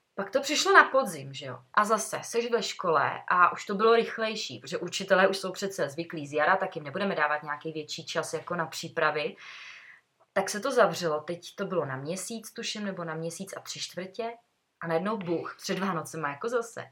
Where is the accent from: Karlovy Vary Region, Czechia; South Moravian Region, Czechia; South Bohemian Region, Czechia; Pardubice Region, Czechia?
Karlovy Vary Region, Czechia; Sokolov; když jsme ze Sokola